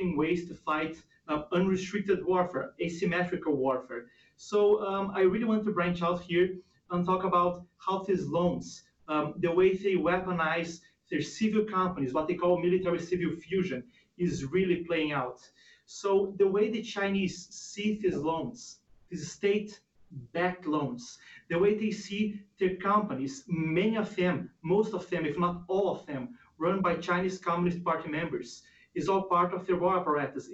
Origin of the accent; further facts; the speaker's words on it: Brazil; moved away; in Brazil, for instance, my home country